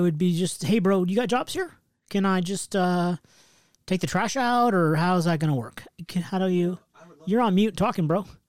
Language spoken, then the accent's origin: English; West Coast, United States; I'm from the West Coast